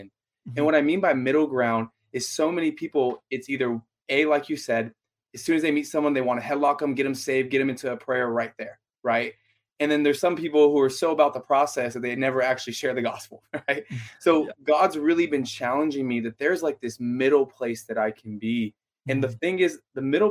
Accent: Los Angeles, California, United States; also born or lived in San Diego; I grew up in Los Angeles, moved out to college 2012

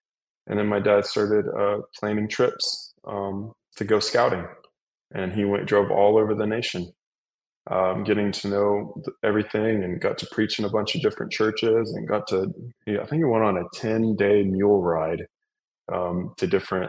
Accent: Mexico; Yeah, I grew up in Mexico.

